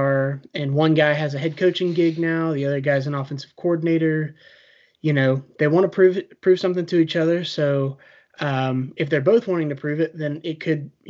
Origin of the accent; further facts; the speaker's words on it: Atlanta, Georgia, United States; I'm from Atlanta.